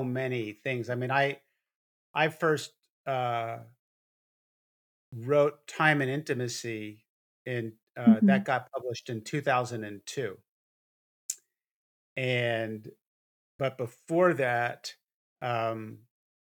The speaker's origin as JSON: {"language": "English", "region": "New York", "country": "United States", "tie": "born or raised there", "said": "I grew up in New York"}